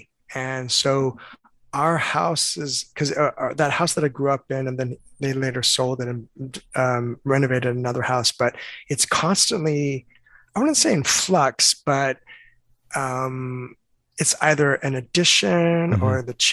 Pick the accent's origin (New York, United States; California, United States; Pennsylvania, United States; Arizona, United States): California, United States; Southern; I grew up in Southern California